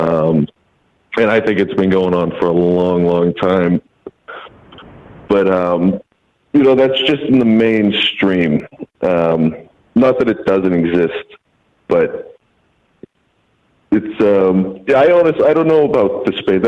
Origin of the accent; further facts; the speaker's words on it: Massachusetts, United States; I'm calling from out in Massachusetts